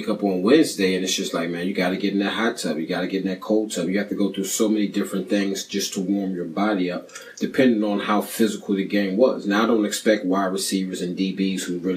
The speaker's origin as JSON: {"language": "English", "region": "Maryland", "country": "United States", "tie": "born or raised there", "said": "I grew up in Maryland"}